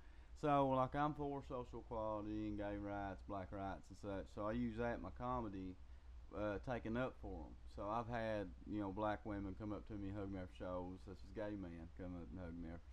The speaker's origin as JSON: {"language": "English", "area": "Floyd County", "region": "Eastern Kentucky", "country": "United States", "tie": "born or raised there", "said": "I'm from Floyd County. It's a very small, Eastern Kentucky. I'm from a very small town of that county. Very, very rural area. Little coal town."}